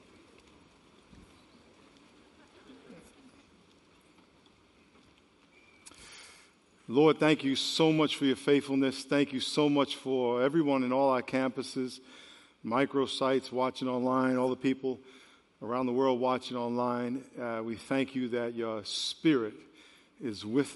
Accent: New York, United States; moved away; Back where I grew up in New York, when it was real cold, we used to say the hawk was out

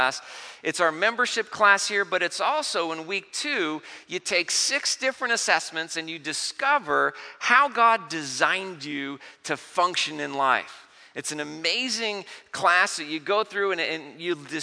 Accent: Vista, California, United States; I grew up in Vista in North County.

